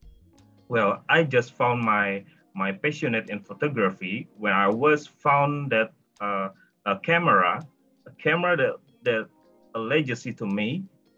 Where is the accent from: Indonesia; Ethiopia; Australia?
Indonesia; I'm from Indonesia